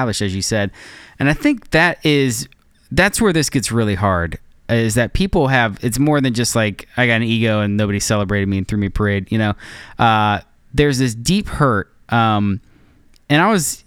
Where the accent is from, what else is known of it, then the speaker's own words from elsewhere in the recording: United States; as an American Christian